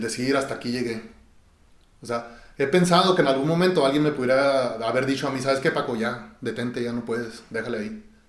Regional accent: Chihuahua, Mexico; born or raised there

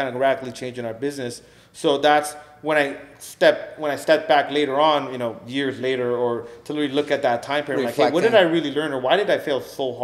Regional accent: Los Angeles, California, United States; me growing up in the San Fernando Valley

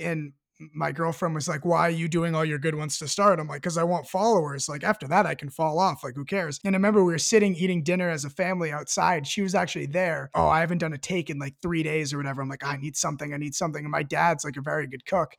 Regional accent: Marblehead, Massachusetts, United States; also born or lived in Colorado; I'm from Marblehead, and I moved here when I was, like, three years old or so

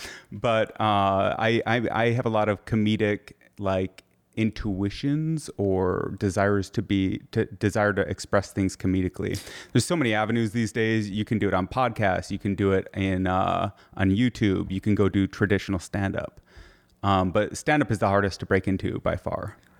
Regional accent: Michigan, United States

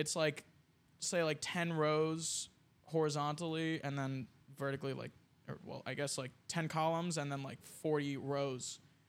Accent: New Jersey, United States; I'm from South Jersey.

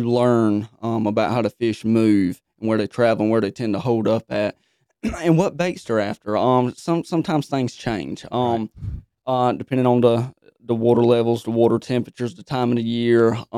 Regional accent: Pikeville, North Carolina, United States; I'm from Pikeville, North Carolina.

